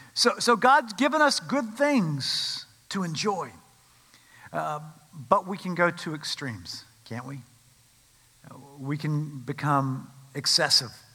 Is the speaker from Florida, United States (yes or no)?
no; Winston-Salem, North Carolina, United States; I grew up in Winston-Salem, North Carolina.